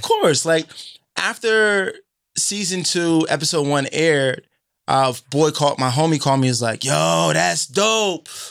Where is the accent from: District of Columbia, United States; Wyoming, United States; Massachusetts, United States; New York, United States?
Massachusetts, United States; Boston; the people I grew up with in Boston